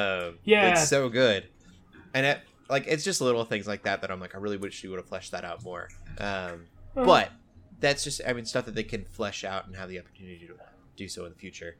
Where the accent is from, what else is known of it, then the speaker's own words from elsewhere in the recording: Omaha, Nebraska, United States; also born or lived in South Dakota / Denver; now in Fort Smith, United States; but I grew up in Omaha, Nebraska. I've been all over the place. Very centralized, like South Dakota, Omaha, Nebraska, Denver, Colorado, and now Fort Smith, Arkansas.